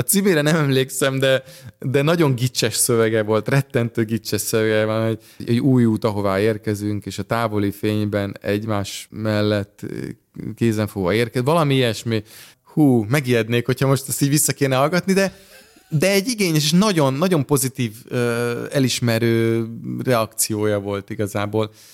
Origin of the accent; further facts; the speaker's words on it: Budapest, Hungary; az Andrási úton, a Kodály házban, a Kodály köröndön nőttem fel